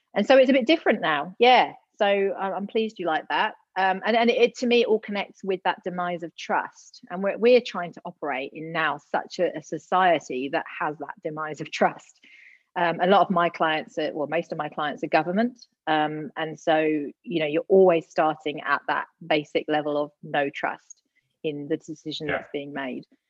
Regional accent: Gloucester, South West England, United Kingdom; moved away as an adult; also born or lived in Leeds, United Kingdom / London, United Kingdom; now in Adelaide, Australia; I'm originally from the UK, born and bred Gloucester girl.

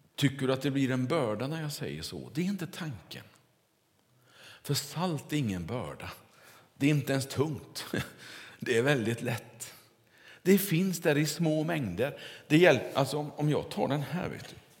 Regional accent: near Kungälv, Västra Götaland, Sweden; Där jag kommer ifrån västkusten så växte man ju upp

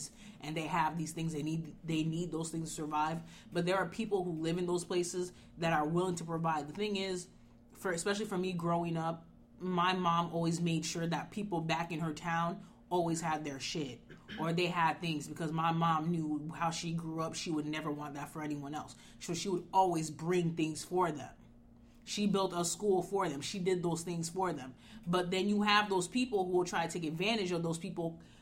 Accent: Haiti; moved away; I grew up in Haiti.

